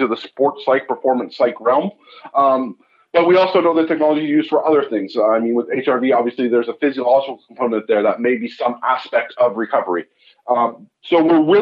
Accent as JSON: {"language": "English", "region": "California", "country": "United States", "moved": "yes", "lives_now": "Canada", "said": "I'm originally from California. I ended up moving to Canada"}